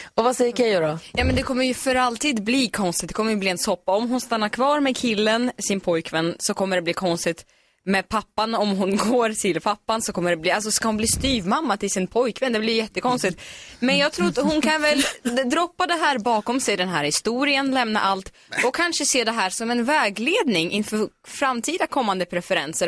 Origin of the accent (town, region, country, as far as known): Sweden